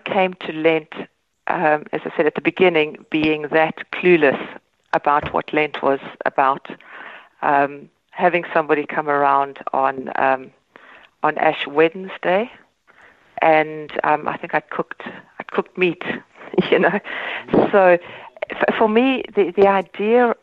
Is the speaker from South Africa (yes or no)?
yes; South Africa; moved away as an adult; now in Ireland; I grew up in South Africa in the Reformed tradition